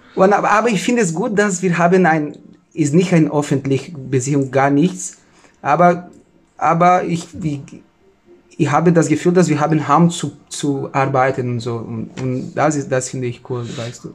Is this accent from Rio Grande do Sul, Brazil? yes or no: yes; Novo Hamburgo, Rio Grande do Sul, Brazil; German is a second language; moved away as an adult; now in Germany